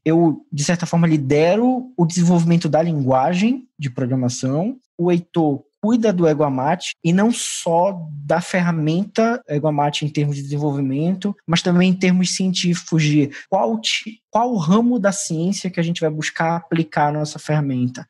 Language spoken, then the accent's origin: Portuguese; Belém, Pará, Brazil; nós todos somos de Belém do Pará, e aqui existe uma expressão muito forte que se usa que é o o égua